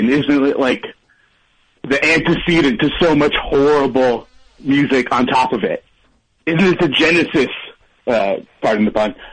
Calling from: Seattle, Washington, United States

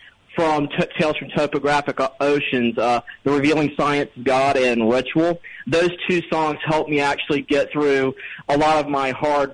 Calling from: Asheville, North Carolina, United States; Asheville, North Carolina.

